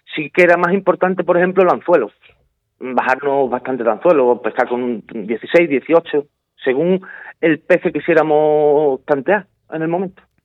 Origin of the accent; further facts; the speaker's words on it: Spain; haber sido el primer español en conseguir la medalla de oro